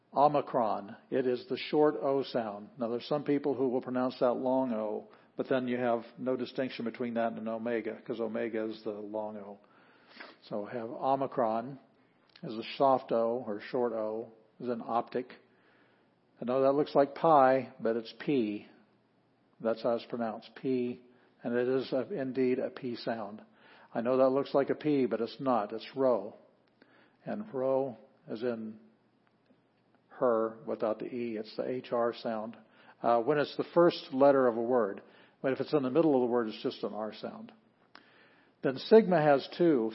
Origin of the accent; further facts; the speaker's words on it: Sioux Falls, South Dakota, United States; moved away; We're from Sioux Falls, South Dakota